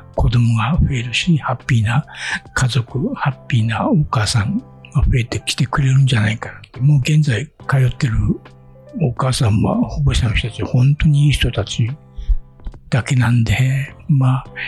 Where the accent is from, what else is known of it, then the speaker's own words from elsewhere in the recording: Akita, Japan; moved away as an adult; also born or lived in Tokyo; now in Bangkok, Thailand; 僕も秋田の出身なんで